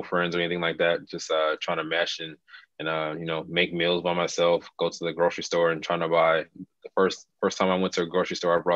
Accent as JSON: {"language": "English", "town": "Las Vegas", "region": "Nevada", "country": "United States", "tie": "born or raised there", "said": "I'm from Las Vegas, Nevada, born and raised"}